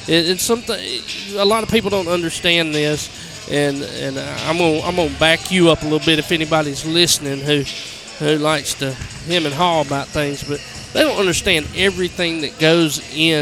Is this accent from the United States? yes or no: yes; Randolph County, Alabama, United States; growing up in Randolph County